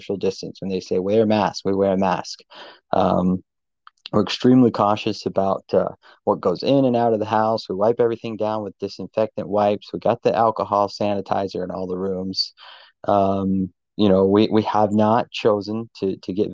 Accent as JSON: {"language": "English", "country": "United States", "moved": "yes", "said": "I'm from the States"}